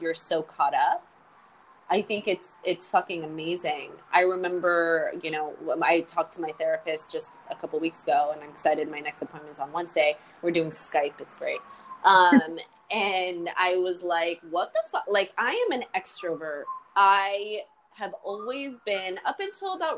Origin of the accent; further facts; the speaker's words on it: United States; I say I'm full American